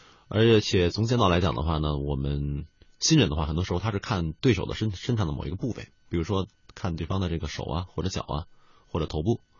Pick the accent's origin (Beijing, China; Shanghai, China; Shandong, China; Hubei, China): Beijing, China; 我是北京人